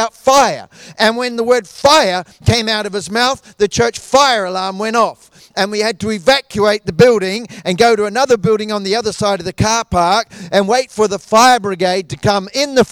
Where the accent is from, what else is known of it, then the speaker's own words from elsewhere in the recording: New Zealand; moved away; I grew up in New Zealand